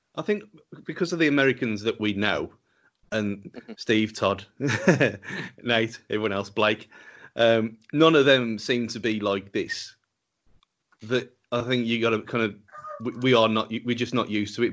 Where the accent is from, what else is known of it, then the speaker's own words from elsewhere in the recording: England, United Kingdom; because we are English